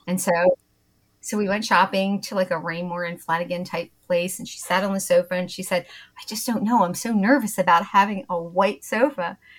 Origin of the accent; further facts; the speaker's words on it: Bucks County, Pennsylvania, United States; accent: Philadelphia; also born or lived in Trevose, Pennsylvania / Doylestown, Pennsylvania / Naples, Florida / Wilmington, Delaware; now in West Chester, United States; I grew up in Bucks County, Pennsylvania. So if you recognize my sort of Philadelphia accent, that's where it's from